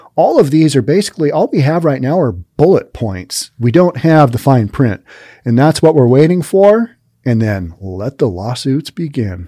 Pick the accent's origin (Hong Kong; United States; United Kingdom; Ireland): United States; Seattle, Washington; I'm from Seattle